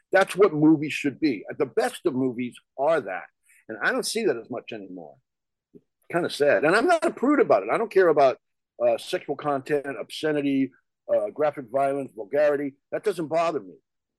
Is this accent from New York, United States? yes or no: yes; New York, United States; born there; also born or lived in New Jersey; now in Los Angeles, United States; And I live in LA. I was born in New York. And like you, I spent a number of years in New Jersey, not too far from Rutgers.